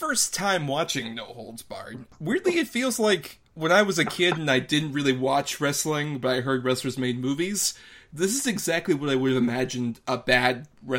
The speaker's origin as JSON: {"language": "English", "town": "Tampa", "region": "Florida", "country": "United States", "tie": "born or raised there", "said": "Tampa, my hometown"}